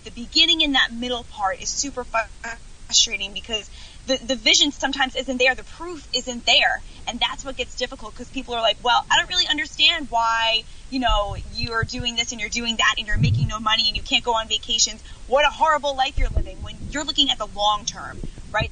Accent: Long Island, New York, United States; Stayed here my whole life, the whole beginning of my life.

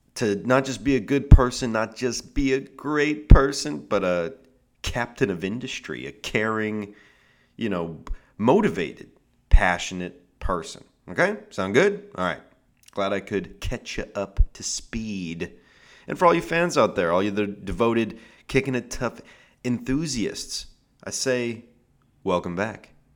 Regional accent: Seattle, Washington, United States; now in Southern California, United States; I'm from Seattle. That's where I'm from

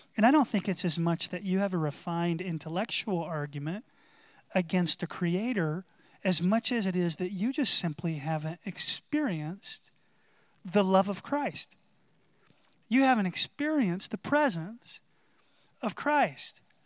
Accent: North Carolina, United States; where I grew up in North Carolina

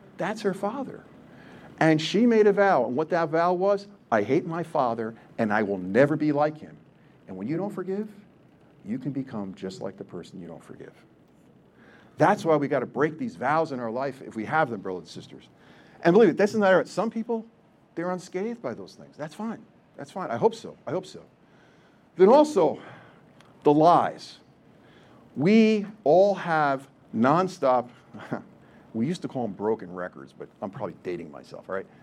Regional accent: New Jersey, United States; I still am Polish. I'm still from Jersey

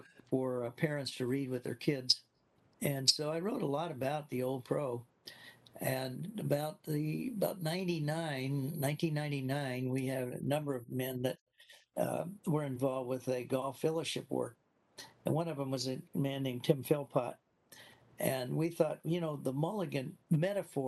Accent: Indiana, United States; moved away as an adult; also born or lived in Florida; I grew up in Indiana in the cornfields

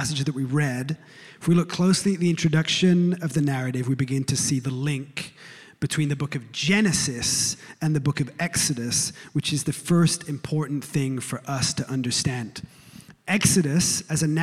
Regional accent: England, United Kingdom; now in United States; I was born in England, a few weeks ago, after 16 years of living in these United States, I can say that I've become a citizen of this land

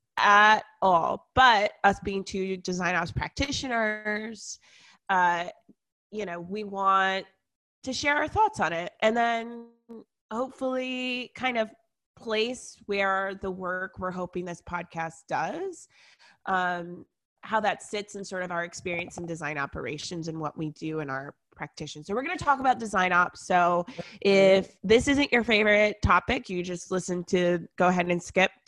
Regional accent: Atlanta, Georgia, United States; I grew up here in Atlanta

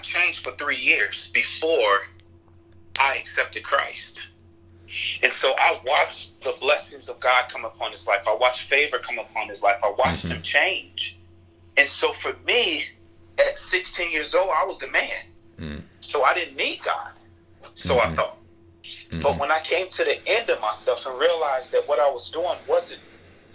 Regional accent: Chicago, Illinois, United States; where I grew up in Chicago

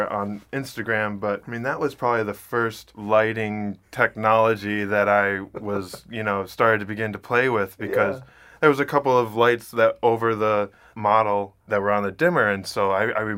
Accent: Ann Arbor, Michigan, United States; I'm originally from Ann Arbor, Michigan

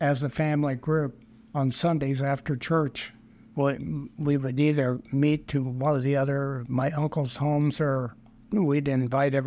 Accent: Industry, Illinois, United States; now in St. Charles, United States; I was born in West Central Illinois, a little town called Industry

